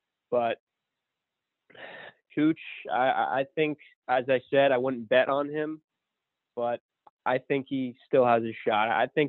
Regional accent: Fairfield, Connecticut, United States; from Fairfield, Connecticut.

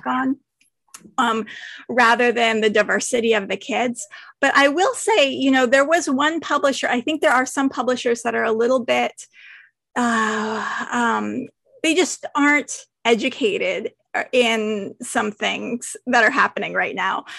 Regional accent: San Francisco, California, United States; I grew up in San Francisco

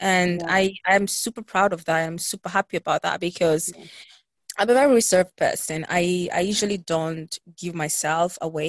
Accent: Italy; We were born and raised in Italy, but our roots are from Ghana, West Africa.

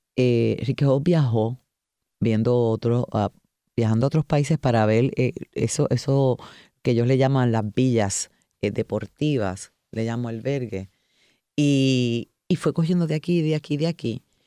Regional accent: Puerto Rico; nos representan como puertorriqueños, no como ciudadanos estadounidenses

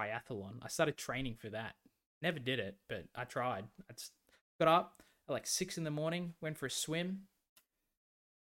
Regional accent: Victoria, Australia; like everyone from my hometown, like a lot of people went to this caravan park

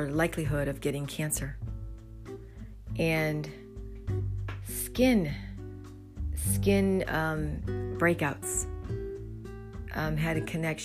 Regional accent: New Jersey, United States; I'm from South Jersey

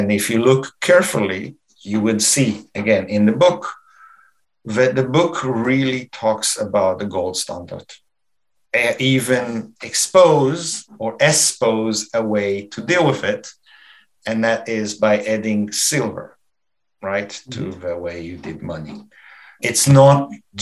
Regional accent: Canada; we are Canadian

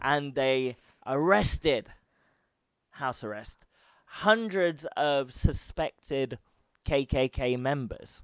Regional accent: United Kingdom; I'm from Britain

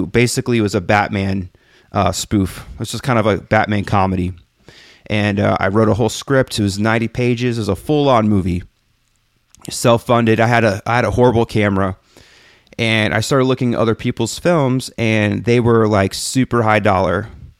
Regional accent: Texas, United States; now in San Francisco, United States; I moved from my hometown of just outside of Houston to go to this enormous school in San Francisco where I studied filmmaking.

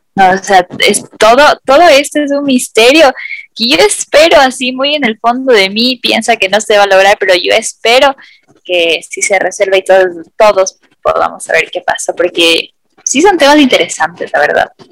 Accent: Ecuador; nosotros viviendo en este país

